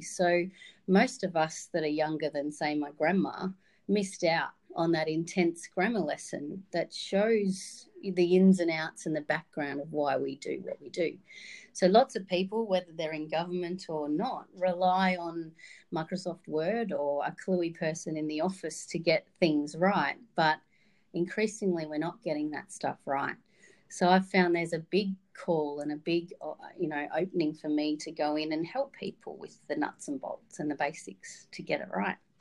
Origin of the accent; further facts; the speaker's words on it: Wodonga, Victoria, Australia; moved away as an adult; now in Darwin, Australia; I grew up in Wodonga on the Victorian side of the border.